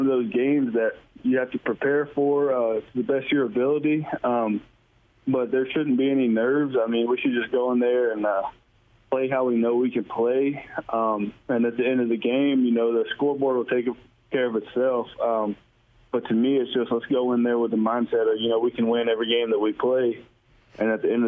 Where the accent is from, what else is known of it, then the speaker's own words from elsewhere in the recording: Georgia, United States; moved away as an adult; now in Missouri, United States; from being from Georgia